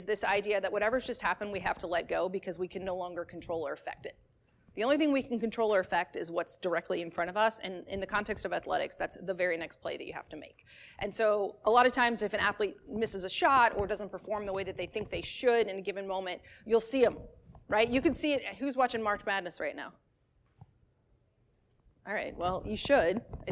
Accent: Maryland, United States; I grew up in Maryland

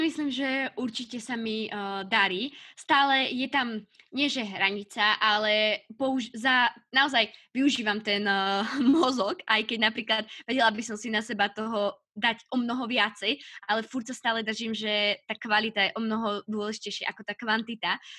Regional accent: Piešťany, Trnava Region, Slovakia; ja som brigádovala eh, u nás v Piešťanoch

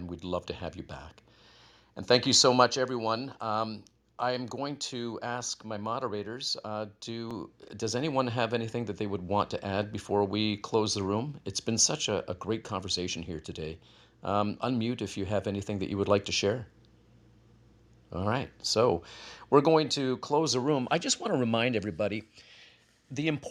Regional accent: Canada; I'm Canadian as well.

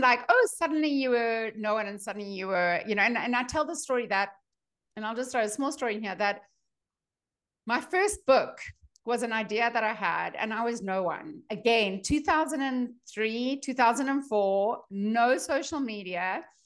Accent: South Africa; moved away as an adult; also born or lived in Boulder, Colorado; now in United States; I'm a dietitian from South Africa

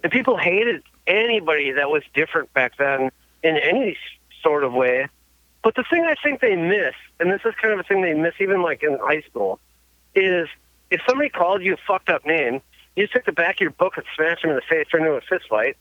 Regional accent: Manitowoc County, near Green Bay, Wisconsin, United States; it's like Manitowoc County, Green Bay, like area

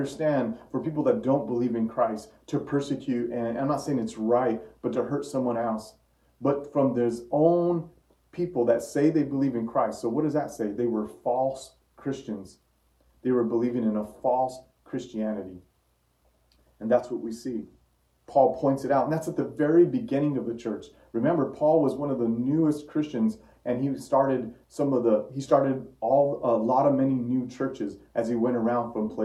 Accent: Santa Fe, New Mexico, United States; my hometown is Santa Fe, New Mexico.

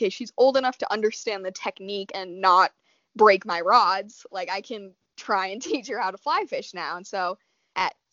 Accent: Colorado, United States; I am fifth generation Coloradan

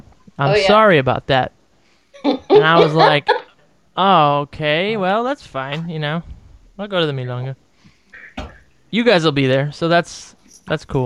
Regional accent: Cleveland, Ohio, United States; moved away as an adult; now in New York, United States; I'm from Cleveland, and I left

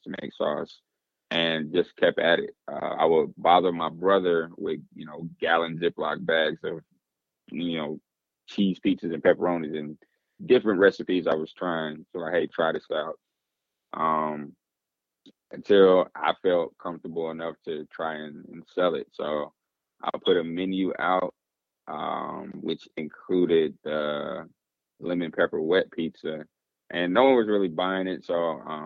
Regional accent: Atlanta, Georgia, United States; accent: Southern; I'm born and raised in Atlanta, Georgia.

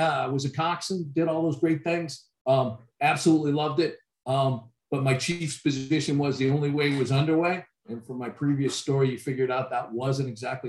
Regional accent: California, United States; Like I said, I'd never been to a lake. I came from California, so the snow was absolutely incredible to me.

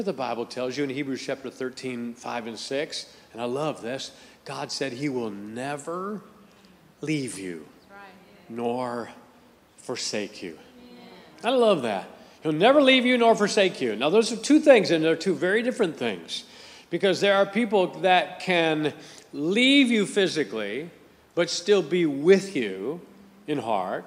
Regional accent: Akron, Ohio, United States; I grew up in Akron, Ohio, and we had a rival high school in Akron, Ohio

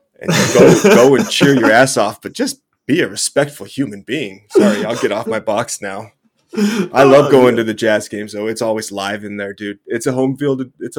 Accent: Utah, United States; I grew up here in Utah

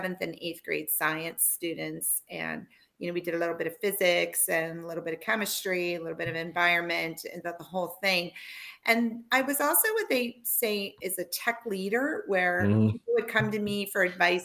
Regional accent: Pittsburgh, Pennsylvania, United States; I'm from the Pittsburgh area, and then we moved back to Pittsburgh

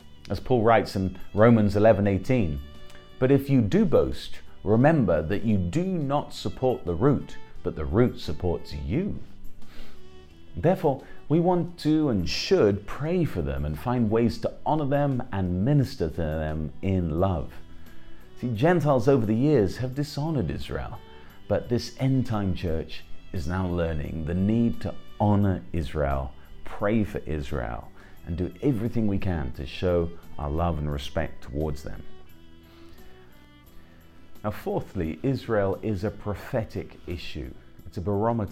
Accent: England, United Kingdom; I'm an Englishman

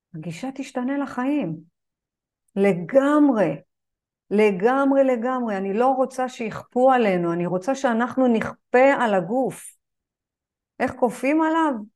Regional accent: Israel; אני גדלתי בז'בוטינסקי, בשכונה של השיא השכונתית

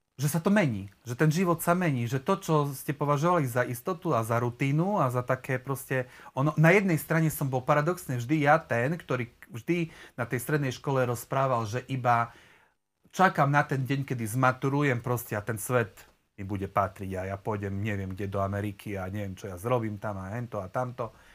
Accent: Haniska, Prešov Region, Slovakia; now in Prešov, Slovakia; celé svoje detstvo a svoju mladosť uh, som strávil vlastne v dedine, blízko Prešova, Haniske pri Prešove

